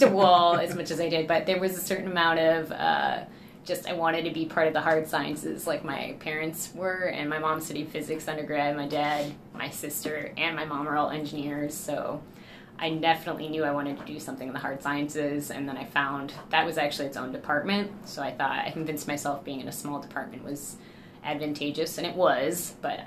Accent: Louisville, Kentucky, United States; moved away as an adult; now in St. Louis, United States; I grew up in Louisville, Kentucky, horse country, and have moved around a lot.

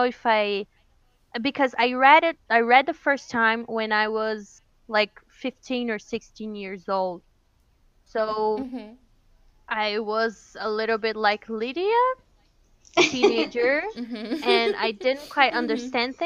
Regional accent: Curitiba, Paraná, Brazil; we are from Curitiba.

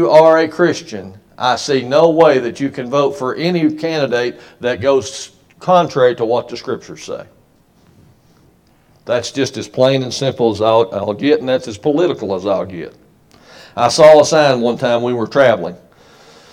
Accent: United States; we as an American people

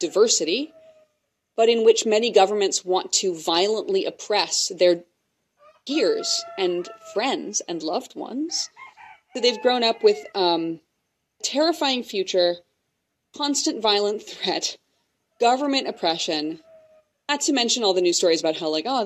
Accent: Wyoming, United States; I grew up in part in Wyoming

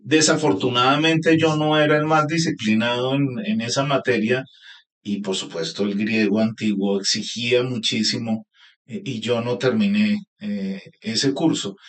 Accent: Bogotá, Colombia; also born or lived in Montelíbano, Córdoba, Colombia; yo vivía de niño en Montelíbano, en Córdoba, y luego a los siete años me vine a Bogotá

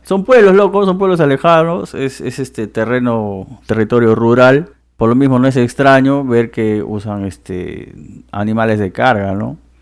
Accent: Loreto, Peru; En mi tierra, que es el jumbo

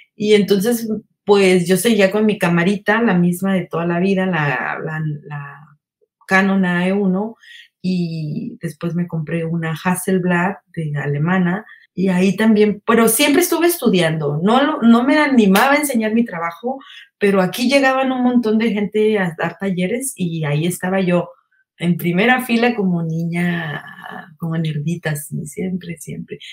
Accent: State of Mexico, Mexico; moved away as an adult; also born or lived in Guadalajara; A esa edad me salí de mi casa del, del Estado de México

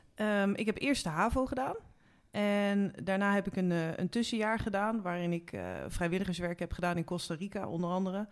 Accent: Haarlem, North Holland, Netherlands; ik kom oorspronkelijk uit Haarlem

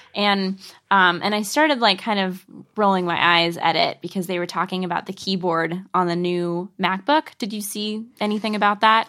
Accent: the Northwest, Pacific Northwest, United States; I'm from the Northwest

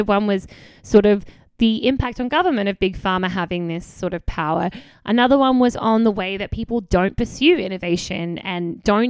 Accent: Australia; moved away as an adult; now in United States; I'm coming from Australia where we are more to the left than America anyway.

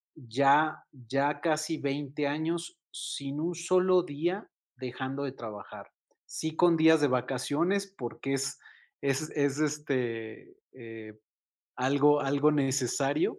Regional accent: Mexico City, Mexico; como buen chilango, como buen mexicano.

